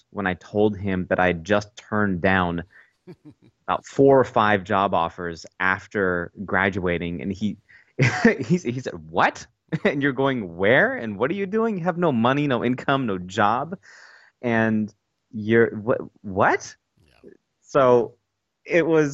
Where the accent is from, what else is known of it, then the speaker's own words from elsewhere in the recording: Portage, Michigan, United States; also born or lived in Kalamazoo, Michigan; I was born in 84 in Kalamazoo, grew up in Portage my entire life